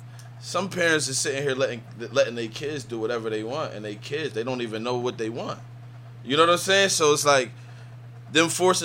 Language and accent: English; Philadelphia, Pennsylvania, United States; growing up in Philly, I grew up in my neighborhood, but. You know, my mom did music, so and I grew up in the church